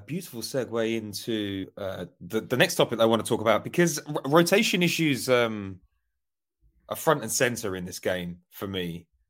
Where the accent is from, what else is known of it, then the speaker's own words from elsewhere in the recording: Essex, East of England, United Kingdom; moved away; I, I grew up in Essex